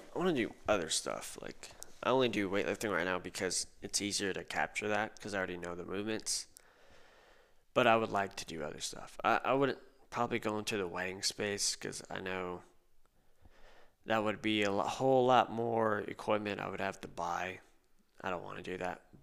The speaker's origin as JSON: {"language": "English", "town": "Corpus Christi", "region": "Texas", "country": "United States", "tie": "born or raised there", "moved": "as an adult", "lives_now": "San Antonio, United States", "said": "I grew up in Corpus Christi"}